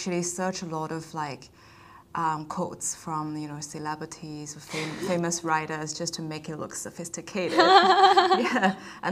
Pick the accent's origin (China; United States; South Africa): China; now in Australia; I am from China